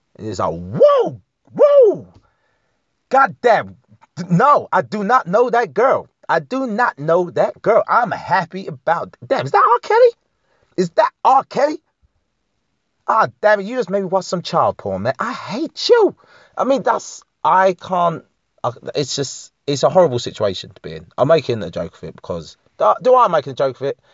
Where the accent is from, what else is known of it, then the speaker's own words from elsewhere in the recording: United Kingdom; I don't identify as English. I'm more British